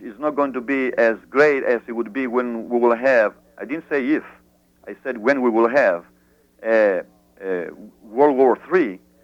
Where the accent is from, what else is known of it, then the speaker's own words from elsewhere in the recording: Greece; moved away; I grew up in abroad in Greece.